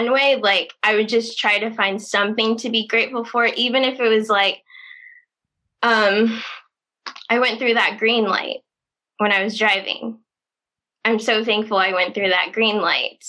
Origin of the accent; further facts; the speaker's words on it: Indiana, United States; moved away as an adult; now in Los Angeles, United States; I'm from Indiana, small town in Indiana.